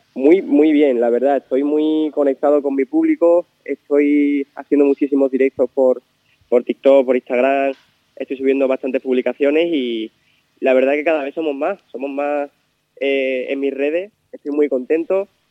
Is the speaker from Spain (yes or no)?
yes; Miajadas, Extremadura, Spain; hacer algo en mi pueblo